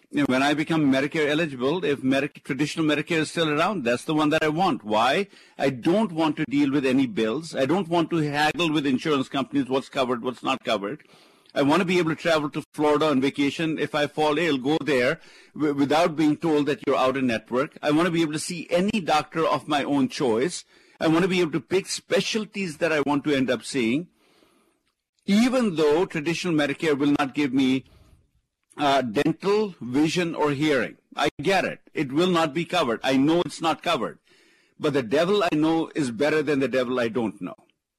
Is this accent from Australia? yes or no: no; India; moved away; remember, I came from India, loving the capitalistic system because this is the place you work hard, you play by the rules, you persevere, you can make it happen.